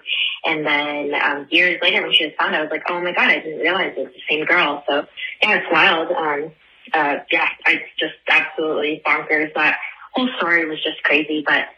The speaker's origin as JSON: {"language": "English", "town": "Cleveland", "region": "Ohio", "country": "United States", "tie": "born or raised there", "said": "I'm from Cleveland"}